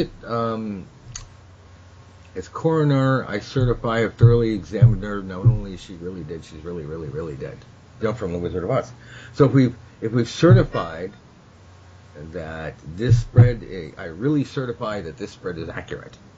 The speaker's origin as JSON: {"language": "English", "country": "United States", "said": "I'm from America"}